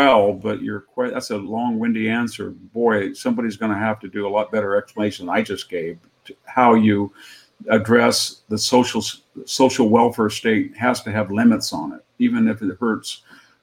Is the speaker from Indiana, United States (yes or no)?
no; California, United States; born or raised there